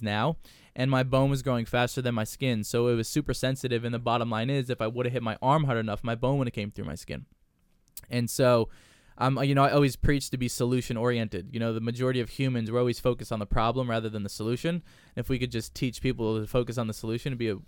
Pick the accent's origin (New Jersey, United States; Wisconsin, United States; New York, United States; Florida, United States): New Jersey, United States; growing up in Jersey, wrestling's always a big deal